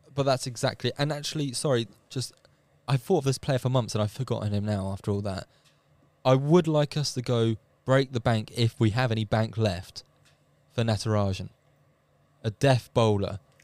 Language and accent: English; England, United Kingdom; as an Englishman